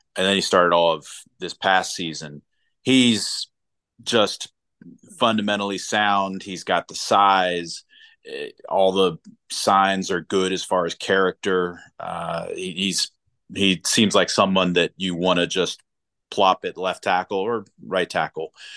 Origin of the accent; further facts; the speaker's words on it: Silver Spring, Maryland, United States; moved away as an adult; growing up in Silver Spring for the most part